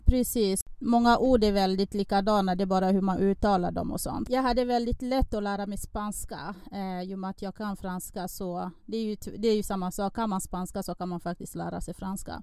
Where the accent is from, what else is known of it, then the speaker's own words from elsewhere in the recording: Republic of the Congo; now in Sweden; Jag är från Kongo Brazzaville